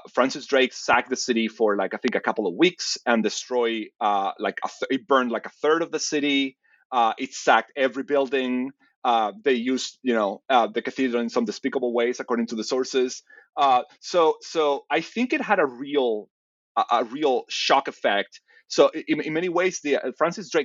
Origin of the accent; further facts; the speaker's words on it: Seville, Andalusia, Spain; moved away; I'm from Sevilla. So I was at home